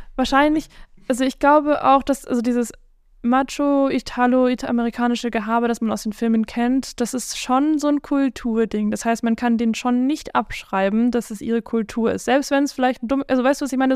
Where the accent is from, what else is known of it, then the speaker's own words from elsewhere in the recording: South Africa; ich bin südafrikanisch